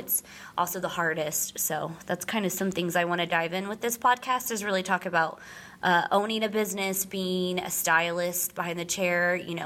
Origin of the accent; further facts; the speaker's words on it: Wichita, Kansas, United States; we're from Wichita, Kansas. Mm. Wichita's. Right smack dab in the middle of nowhere. Both born and raised here